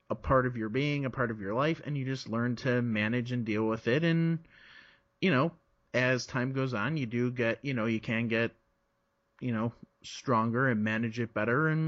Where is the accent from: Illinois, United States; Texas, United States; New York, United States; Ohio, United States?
Illinois, United States; Chicago; also born or lived in South Florida, United States; I was I was born in South Florida. Okay. And my family moved to Chicago when I was like three.